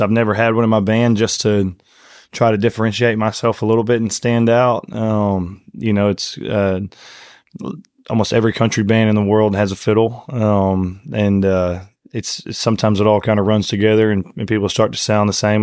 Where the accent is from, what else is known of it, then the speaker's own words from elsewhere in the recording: Conroe, Texas, United States; grew up in a town called Conroe, Texas. Uh, it's about forty miles north of Houston.